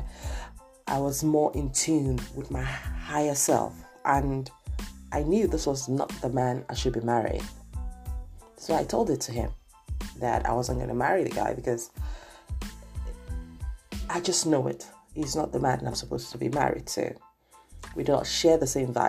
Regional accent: Lagos, Nigeria; I grew up in Nigeria, for those of you who do not know that, Lagos, Nigeria, to be precise

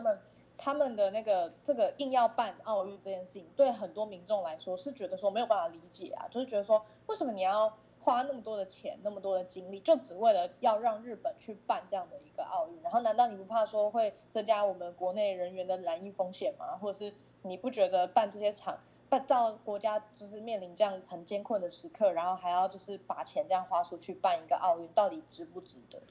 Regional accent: Taiwan; 身为台湾人

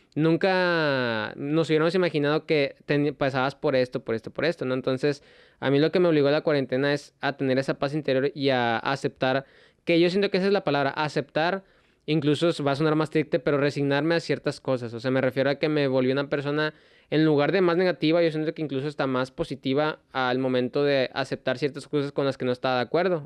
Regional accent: Mexico; uno como mexicano

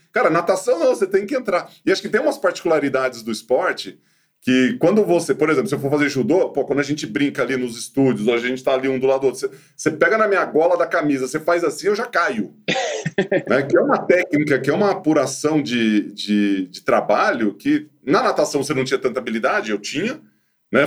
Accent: Ituverava, São Paulo, Brazil; moved away; quando eu era moleque lá em Ituverava

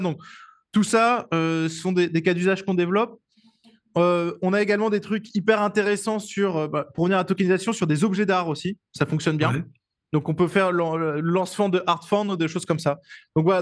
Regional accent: France; je suis français

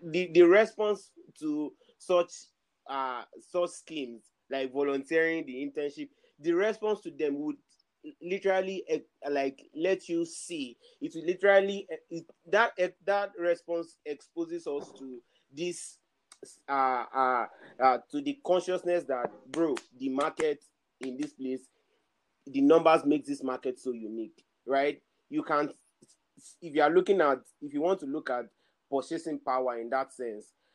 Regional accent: Nigeria; especially in Nigeria, especially as Nigerian

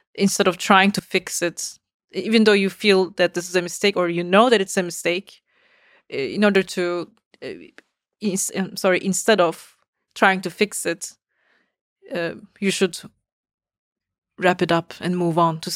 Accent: Istanbul, Turkey; moved away as an adult; now in United States; I uh, was born in Istanbul, so I grew up in Turkey.

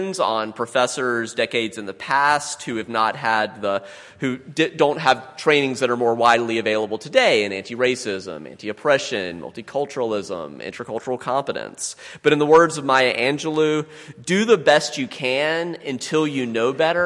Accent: the Midlands of South Carolina, United States; I grew up in the Midlands of South Carolina

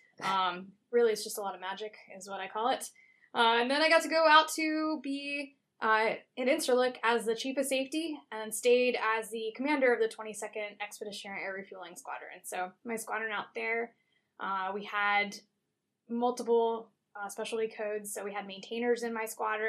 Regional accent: Lancaster, Pennsylvania, United States; moved away as an adult; also born or lived in Delaware; I grew up in Lancaster, Pennsylvania, home of the Amish

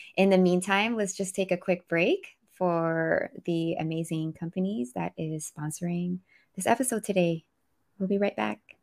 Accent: Philippines; I speak we 'cause I'm Filipino

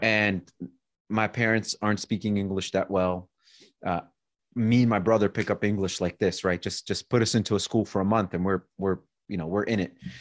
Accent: Baltimore, Maryland, United States; also born or lived in Kyiv, Ukraine; now in Boulder, United States; I was born actually in Kyiv, Ukraine. Uh, my parents came here in nineteen ninety. I was seven years old when we got here, and we moved right to the Baltimore area

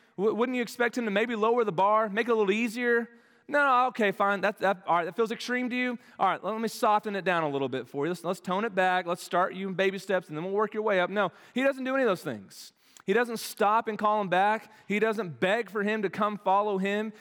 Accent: Dallas, Texas, United States; moved away as an adult; now in Arkansas, United States; They all live in the Dallas-Fort Worth area where I grew up.

